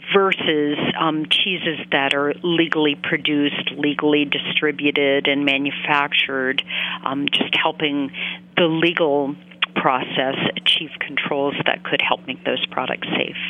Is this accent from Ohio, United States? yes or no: no; Maine, United States; I grew up in Maine